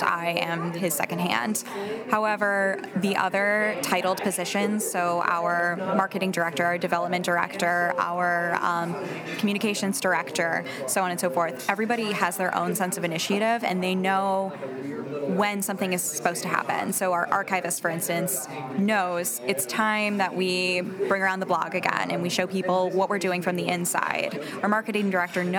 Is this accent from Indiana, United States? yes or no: yes; Northwest Indiana, United States; moved away as an adult; also born or lived in Valparaiso, Indiana; now in Chicago, United States; so many people living in Northwest Indiana